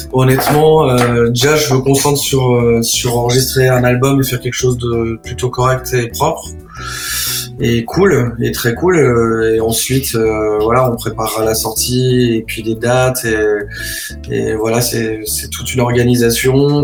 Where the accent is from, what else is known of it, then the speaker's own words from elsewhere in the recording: Troyes, Grand Est, France; je suis né à Troyes et j'ai grandi à Troyes